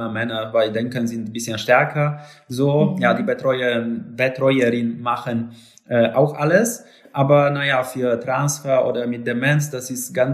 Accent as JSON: {"language": "German", "region": "Lower Silesian Voivodeship", "country": "Poland", "tie": "born or raised there", "also_born_or_lived": "Poznań", "second_language": "German", "said": "Äh, ich habe äh, neben Hirschberg äh, in Schlesien ausgewachsen, dort auch bin geboren und vor 15, 16 Jahren bin nach Posen gezogen."}